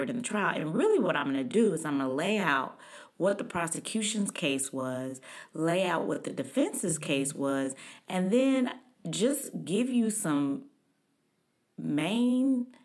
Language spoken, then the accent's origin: English; Dallas, Texas, United States; I grew up in Texas, I grew up in Dallas